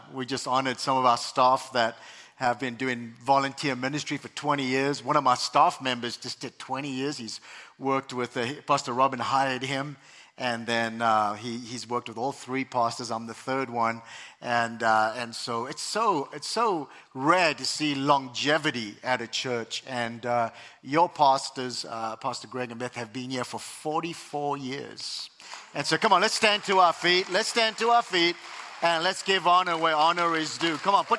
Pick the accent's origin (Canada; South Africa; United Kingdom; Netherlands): South Africa; now in United States; I have an accent, and originally I was born and raised in South Africa, immigrated to the U.S. 20 years ago